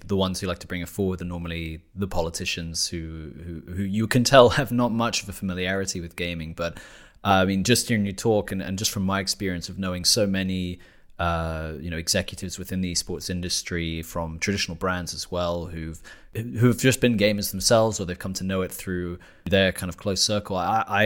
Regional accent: United Kingdom; now in Germany; a British national living in Germany

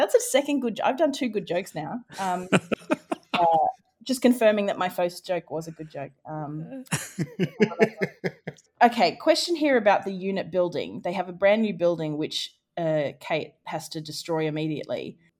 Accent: Australia; Highfalutin literary wordsmithing to my, I'm Australian.

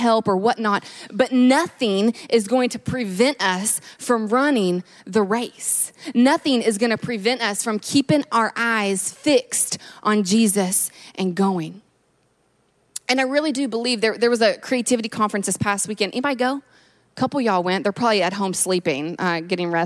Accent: Kentucky, United States; moved away; I'm originally from Kentucky

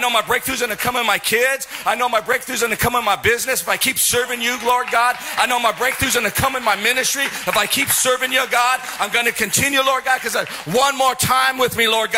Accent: Silicon Valley, California, United States; I'm from Silicon Valley

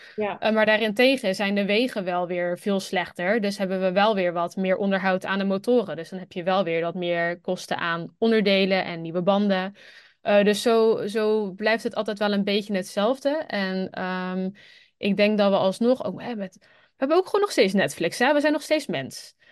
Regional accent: Netherlands; moved away as an adult; als Nederlander

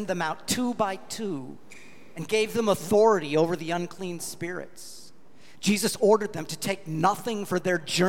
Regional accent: Longmont, Colorado, United States; moved away; I was back in my hometown of Longmont, Colorado

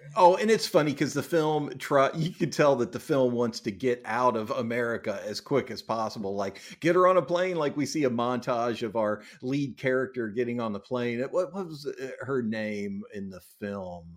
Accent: United States; I'm too American

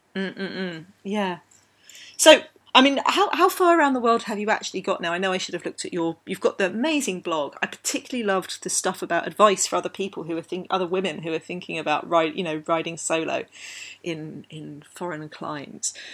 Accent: London, United Kingdom; I grew up in London

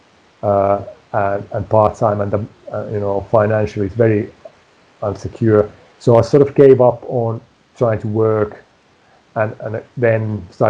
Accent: Tampere, Pirkanmaa, Finland; moved away as an adult; also born or lived in Preston, England; my hometown city of Tampere.

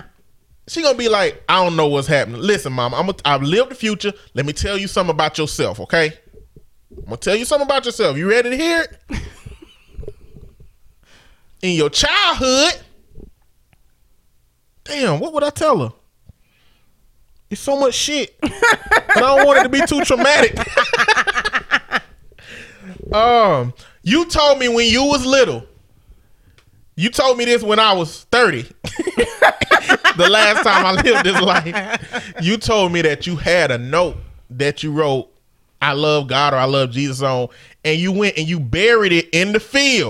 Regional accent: Alabama, United States; a show that they produce out of my hometown called The Real Housewives of Alabama

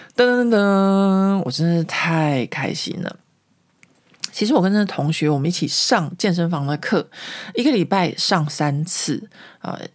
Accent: Taiwan; moved away as an adult; now in Paris, France; 我自己在台湾的时候，小时候嘛

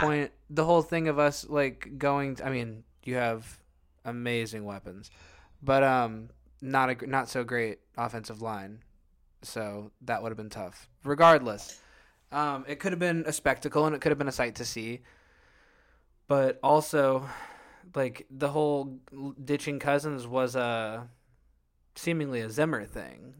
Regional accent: Illinois, United States; we grew up in Illinois

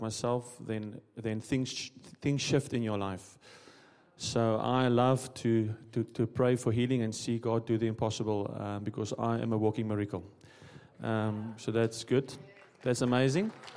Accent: South Africa; moved away as an adult; I'm also from South Africa

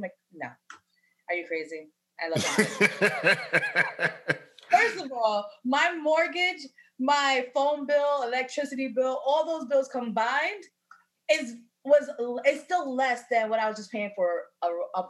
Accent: New York City, New York, United States; moved away as an adult; now in Georgia, United States; And I'm from Queens.

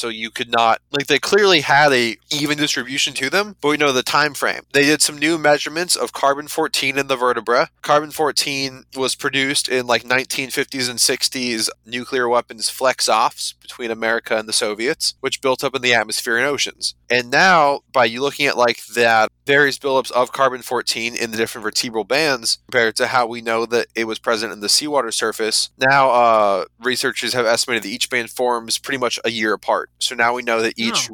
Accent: United States; as an American

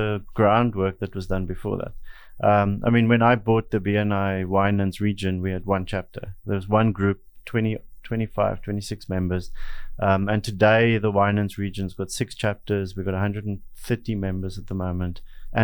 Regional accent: Somerset West, Western Cape, South Africa; I grew up in Somerset West, worked in photography, and then I went to cruise ships and worked on cruise ships for 10 years.

